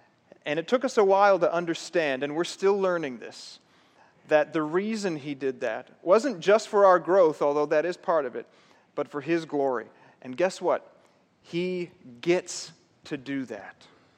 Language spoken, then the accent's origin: English; South Africa; my parents were missionaries. I grew up in South Africa, and I believed maybe God was calling me back there one day.